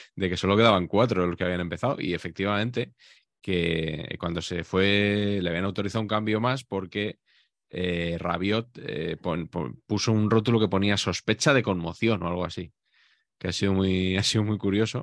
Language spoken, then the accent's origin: Spanish; Spain; porque somos españoles